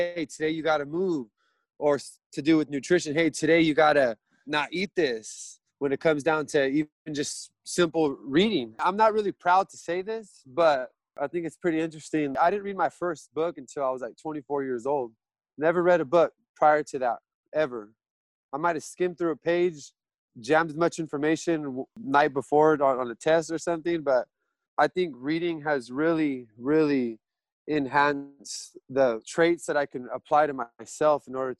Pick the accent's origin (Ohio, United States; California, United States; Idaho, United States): California, United States; Lindsay; And understanding that I grew up born and raised in Lindsay, and it was a little closer to home because it is my home